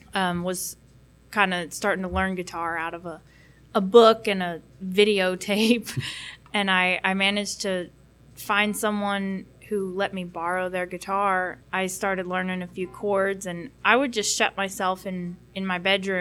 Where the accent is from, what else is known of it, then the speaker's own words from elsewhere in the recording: McKinney, Texas, United States; also born or lived in Burleson, Texas; I grew up in McKinney, Texas. I'm still in that general area, Burleson, near Fort Worth.